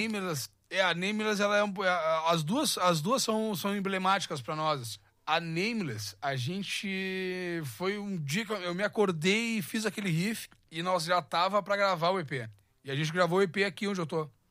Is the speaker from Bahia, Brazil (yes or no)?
no; Pelotas, Rio Grande do Sul, Brazil; also born or lived in Pedro Osório; now in São Paulo, Brazil; Eu nasci em Pedro Osório, mas eu fui criado mesmo em Pelotas